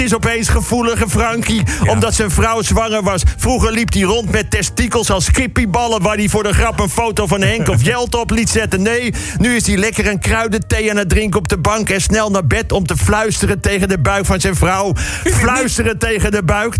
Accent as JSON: {"language": "Dutch", "country": "Netherlands", "said": "wij als Nederlanders"}